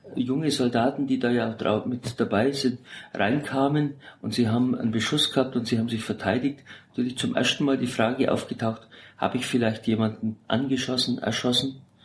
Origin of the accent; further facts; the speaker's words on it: Augsburg, Bavaria, Germany; moved away as an adult; also born or lived in Sigmaringen; now in Berlin, Germany; gebürtig aus Augsburg